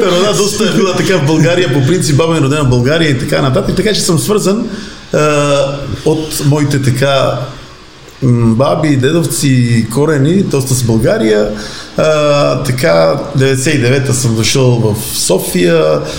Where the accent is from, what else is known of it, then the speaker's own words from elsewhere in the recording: Bitola, Pelagonia, North Macedonia; аз съм от Битоли, един много така мога да кажа хубав град, около 100 000 човека, втор град Македония с добра култура, архитектура